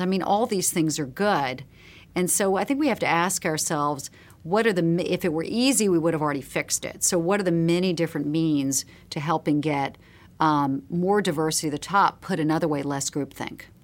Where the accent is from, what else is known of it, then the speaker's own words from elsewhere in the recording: Charleston, South Carolina, United States; a girl growing up in Charleston, South Carolina, the sixties and the seventies